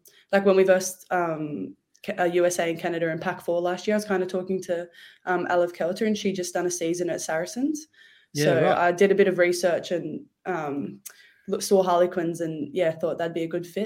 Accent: Australia; moved away as an adult; now in London, United Kingdom; now that I'm Australian

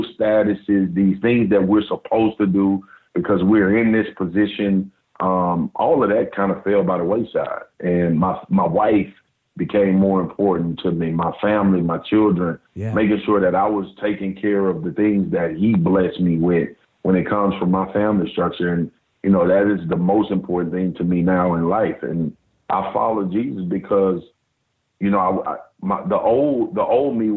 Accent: Baton Rouge, Louisiana, United States; I grew up in South Baton Rouge

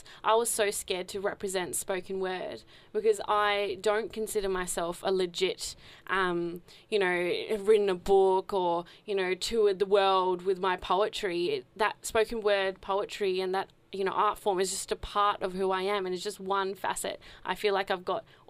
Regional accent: Australia; as Australians

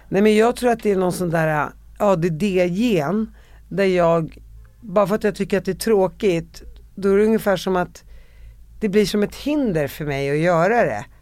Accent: Sweden; jag var två månader när jag kom till Sverige

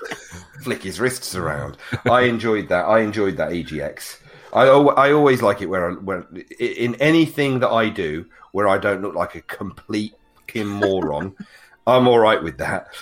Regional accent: United Kingdom; we're British gamers

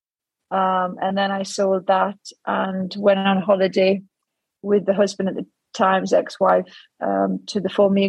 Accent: Newcastle upon Tyne, North East England, United Kingdom; accent: Geordie; from my accent, you can tell I'm a Geordie

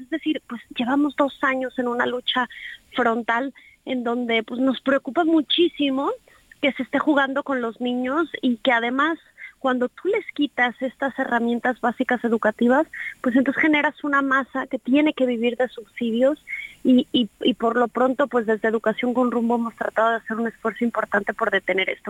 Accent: Mexico City, Mexico; moved away; also born or lived in Jalisco; viví aquí mucho tiempo, pero en realidad soy chilanga

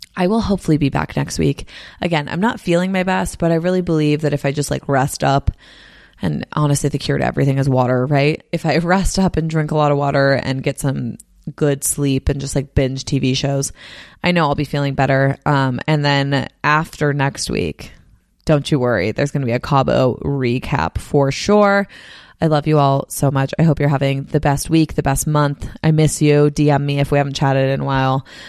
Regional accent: Bay Area, California, United States; moved away as an adult; also born or lived in Nashville / Los Angeles / San Diego; now in Salt Lake City, United States; I grew up in the Bay Area, then I moved to Nashville for college, then I moved to L A for work, then I moved to San Diego for work, and now I'm in Salt Lake City

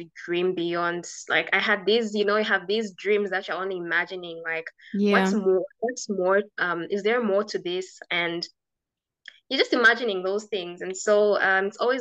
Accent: Kalulushi, Copperbelt Province, Zambia; moved away as an adult; also born or lived in Kitwe / Lusaka; So I grew up in Kalalushi, and interesting enough, Kalalushi is quite a small town

